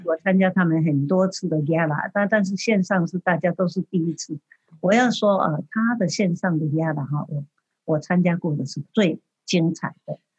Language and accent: Chinese; Taiwan; now in United States; 这是从台湾，我的故乡来的